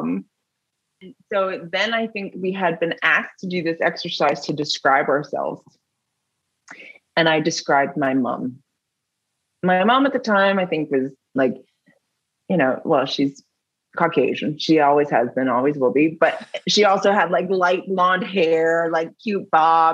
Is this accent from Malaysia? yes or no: no; Milton, Ontario, Canada; I grew up in Halton, like in Milton, small town